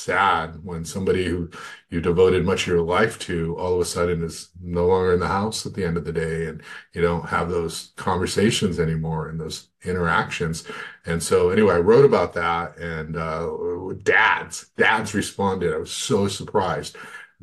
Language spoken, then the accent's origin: English; Goleta, California, United States; I grew up in Goleta, Santa Barbara